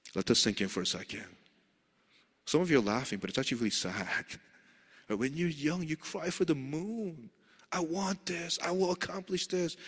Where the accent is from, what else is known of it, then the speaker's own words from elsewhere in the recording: New York City, New York, United States; moved away; I grew up in Queens